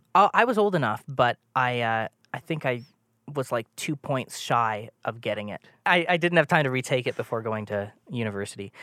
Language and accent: English; Toronto, Ontario, Canada; moved away; I'm from Toronto, uh, or was for a long time.